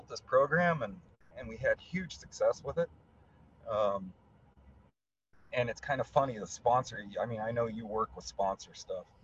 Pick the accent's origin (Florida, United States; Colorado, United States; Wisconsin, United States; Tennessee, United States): Colorado, United States; I'm from Colorado